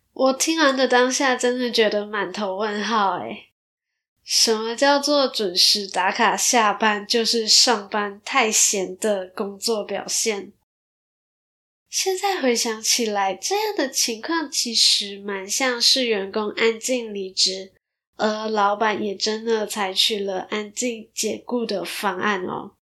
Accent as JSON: {"language": "Chinese", "country": "Malaysia", "moved": "yes", "lives_now": "Taiwan", "said": "那稍微马来西亚人的我，也有一些来自马来西亚的听众"}